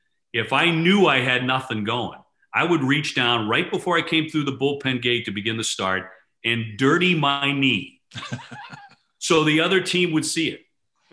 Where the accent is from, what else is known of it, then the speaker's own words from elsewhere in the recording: Boston, Massachusetts, United States; He knew I was from Boston